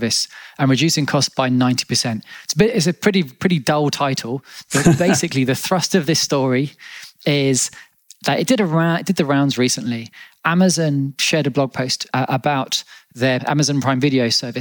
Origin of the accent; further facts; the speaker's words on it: Australia; So I was born in Australia, and Australians can be known for colourful language